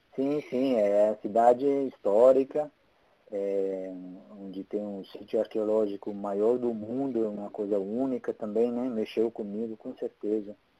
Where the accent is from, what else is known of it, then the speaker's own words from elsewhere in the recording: Italy; accent: Italian; Portuguese is a second language; moved away as an adult; also born or lived in Porto, Portugal; now in Brazil; eu sou italiano. É por isso uhum. que eu tenho sotaque.